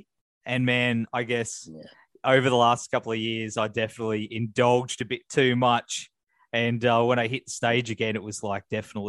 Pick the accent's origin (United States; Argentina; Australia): Australia; Gold Coast, Queensland; it's going to be here in my hometown of the Gold Coast.